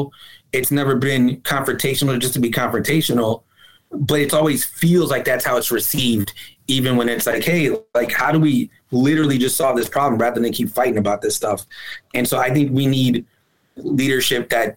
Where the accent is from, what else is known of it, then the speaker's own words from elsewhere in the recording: Chicago, Illinois, United States; as a Chicagoan